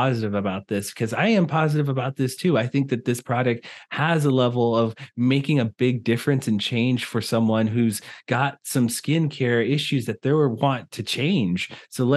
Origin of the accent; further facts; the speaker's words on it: Philadelphia, Pennsylvania, United States; now in Arizona, United States; I'm from Philadelphia